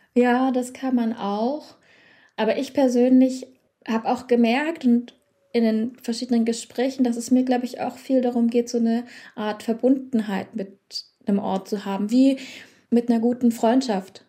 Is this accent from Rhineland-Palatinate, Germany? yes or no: no; Dresden, Saxony, Germany; Ich selbst komme ja aus Dresden